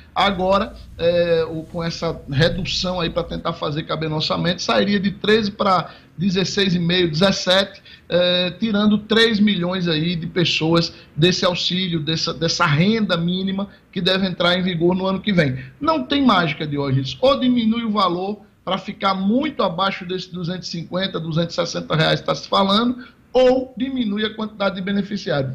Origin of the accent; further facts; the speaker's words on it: Potiguar, Rio Grande do Norte, Brazil; Nós somos potiguares